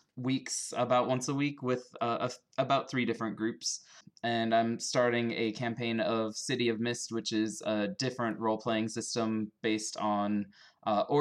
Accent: North Carolina, United States; I'm an English teacher from North Carolina

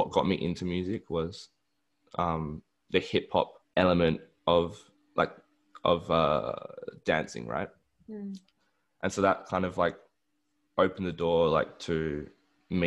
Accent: Adelaide, South Australia, Australia; moved away; I was born in Adelaide. I've grew up like in the Adelaide Hills and went to school there, and yeah, so I'd say I am a local.

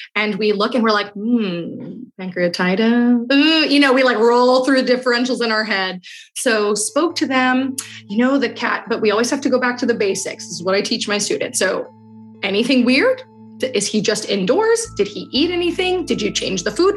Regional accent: New York City, New York, United States; I grew up in Queens, New York, a melting pot

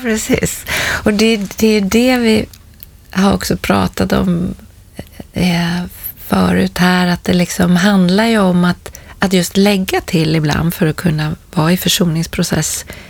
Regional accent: Stockholm, Stockholm County, Sweden; jag var tillbaka där jag är uppvuxen i en, en förort till Stockholm

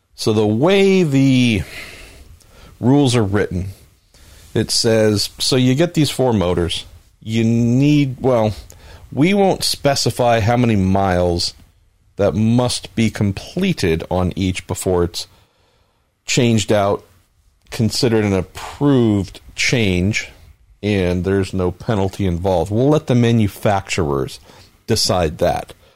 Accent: California, United States; I'm Californian

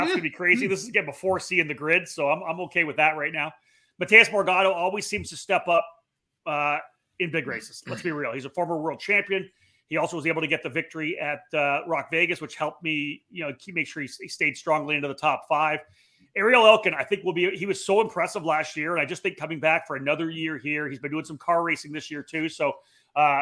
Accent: Canada; As a Canadian

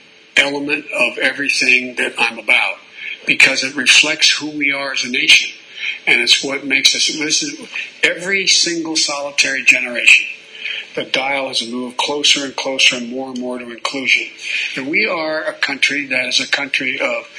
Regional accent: Claymont, Delaware, United States; also born or lived in Scranton, Pennsylvania; As a kid, I moved from Scranton, where there were no African Americans, and moved down to Claymont, Delaware

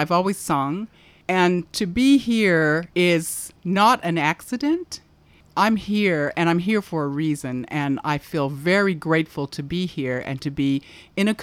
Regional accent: Altadena, California, United States; moved away as an adult; now in Port Douglas, Australia; I'm from Altadena, California

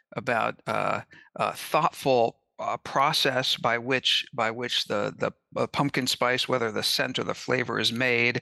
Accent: Kansas City, Missouri, United States; also born or lived in Independence, Missouri; I grew up in Kansas City and Independence, Missouri

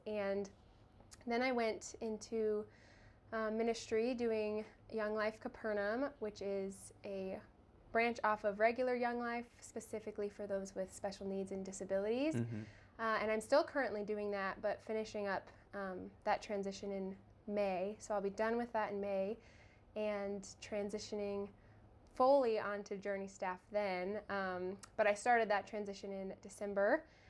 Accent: Tucson, Arizona, United States; also born or lived in Phoenix; Yeah, so I was born and raised here in Arizona, born in Phoenix and grew up in Tucson.

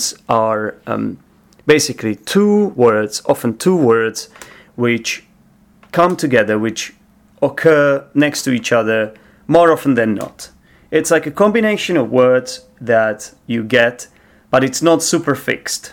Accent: Czechia; now in London, United Kingdom

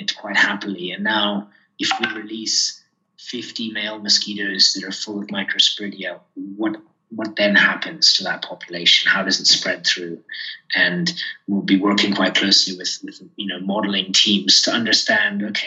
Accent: Kenya; I grew up here in Kenya

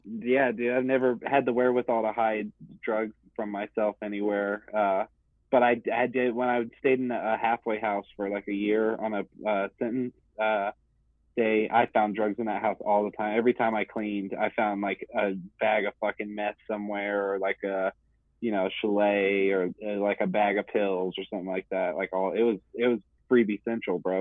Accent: Dallas, Texas, United States; I'm from Dallas

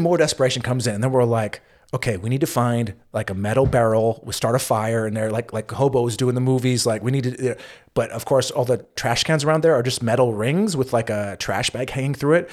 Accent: United States; as an American

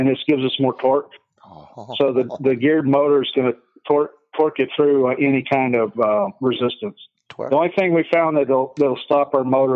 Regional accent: Texas, United States; moved away; we grew up in Texas

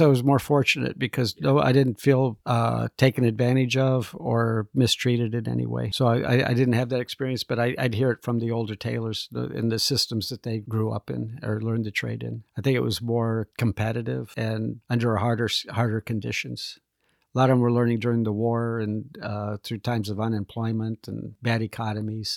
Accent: Midwest, United States; moved away as an adult; also born or lived in Indiana / Chicago; now in Texas, United States; I'm from the Midwest.

